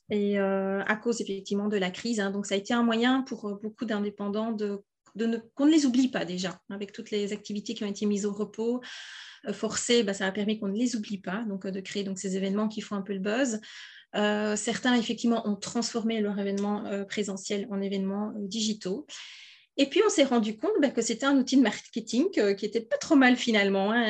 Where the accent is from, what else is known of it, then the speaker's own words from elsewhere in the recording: Wallonia, Belgium; je suis belge, hein, donc là, je vous parle du sud de la Belgique, d'où peut-être mon petit accent que vous